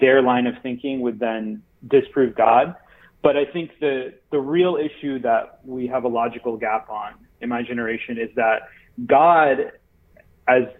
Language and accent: English; Florida, United States; moved away as an adult; also born or lived in San Francisco; where I grew up here in Florida